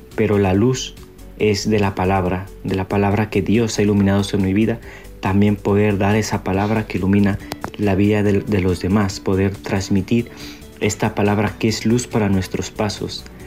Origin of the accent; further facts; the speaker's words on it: Mexico; moved away as an adult; now in Medellín, Colombia; soy misionero mexicano